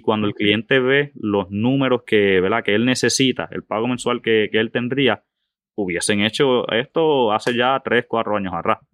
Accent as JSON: {"language": "Spanish", "town": "Moca", "region": "western Puerto Rico", "country": "Puerto Rico", "tie": "born or raised there", "also_born_or_lived": "Aguadilla, Puerto Rico", "said": "nacido y criado en el área oeste de Puerto Rico. Eh, eh, nacido en el pueblo de Aguadilla. Me crié toda mi vida y vivo actualmente en el pueblo de Moca"}